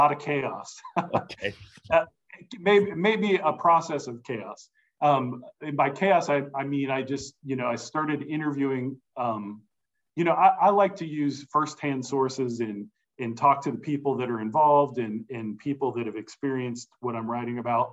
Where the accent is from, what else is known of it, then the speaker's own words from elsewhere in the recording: Cincinnati, Ohio, United States; I grew up in and around Cincinnati.